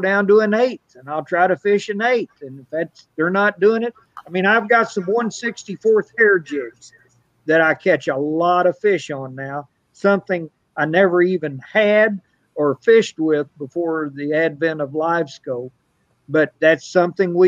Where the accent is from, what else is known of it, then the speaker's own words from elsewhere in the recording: Bootheel, Missouri, United States; I'm from the Boot Hill. Everything we eat's fried